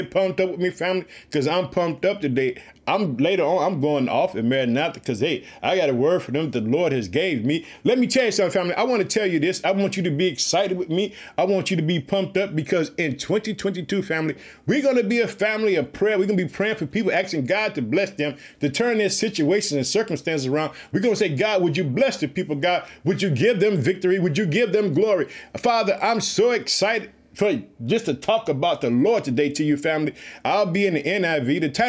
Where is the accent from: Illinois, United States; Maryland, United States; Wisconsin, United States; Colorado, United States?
Illinois, United States; born or raised there